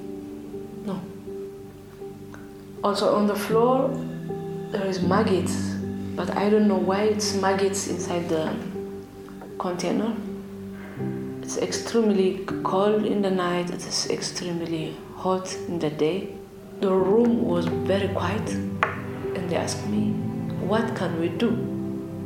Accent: Asmara, Eritrea; moved away; I came from Eritrea, East Africa. I was born in Asmara, capital city of Eritrea

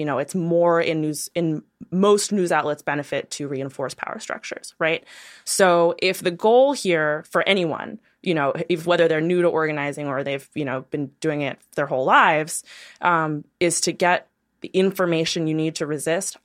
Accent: New York City, New York, United States; I'm from Brooklyn, New York

